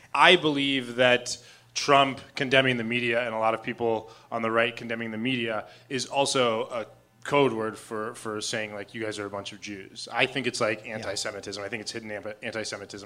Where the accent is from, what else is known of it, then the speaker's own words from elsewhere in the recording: Arizona, United States; I'm from Arizona